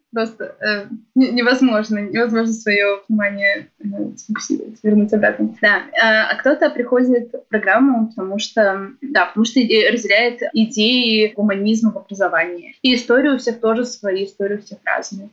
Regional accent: Naro-Fominsk, Moscow Oblast, Russia; moved away as an adult; now in Glazok, Russia; я же родом из Нарфаминска, а Нарфаминска это очень близко к Калужской области

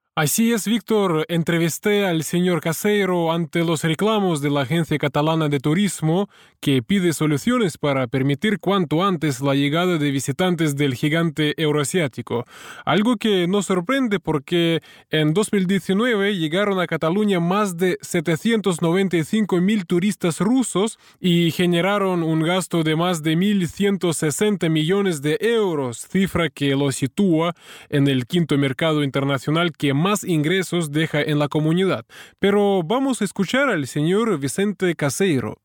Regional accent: Russia; como ruso

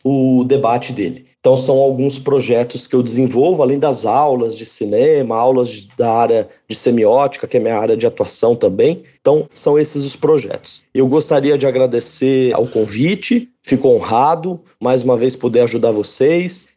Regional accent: Catanduva, São Paulo, Brazil; na cidade onde eu nasci e eu moro, que é Catanduva, interior de São Paulo

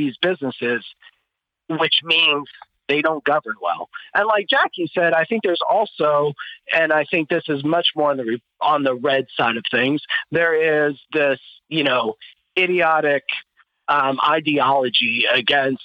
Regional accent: Ohio, United States; I'm from Ohio

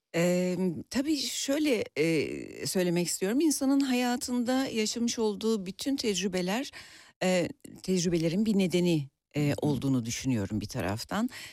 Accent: Bursa, Turkey; moved away as an adult; also born or lived in Ankara; now in Istanbul, Turkey; Aslında Ankara doğumluyum Ee, ama e, bütün gençlik ve çocukluk dönemim Bursa'da geçti

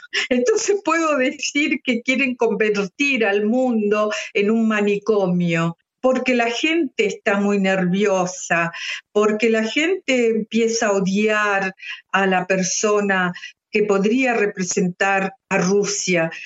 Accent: Argentina; now in Switzerland; mi país de origen, que es Argentina

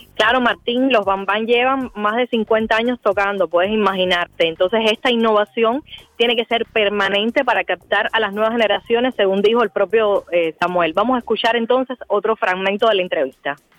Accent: Cuba; nosotros como cubanos

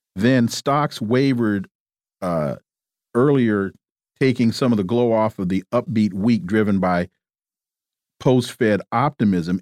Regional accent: California, United States; moved away; I'm from California.

